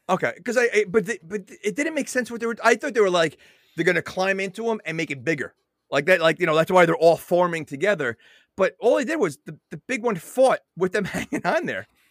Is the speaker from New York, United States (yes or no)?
yes; New York, United States; now in New Jersey, United States; I'm from New York, so, you know, it's, I'm more New York than Jersey